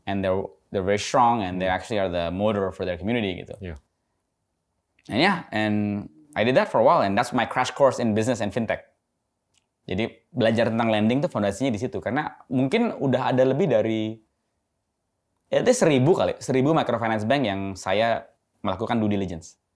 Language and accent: Indonesian; Indonesia; also born or lived in United States; saya besar di dekat Cibubur.